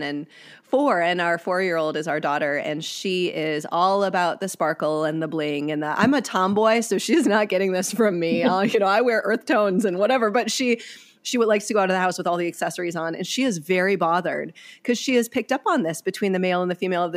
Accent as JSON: {"language": "English", "region": "Wisconsin", "country": "United States", "tie": "born or raised there", "moved": "yes", "lives_now": "California, United States", "said": "I grew up in Wisconsin"}